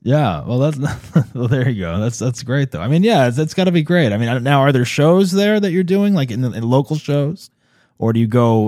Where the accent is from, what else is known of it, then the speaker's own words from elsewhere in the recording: New Jersey, United States; I'm from New Jersey originally.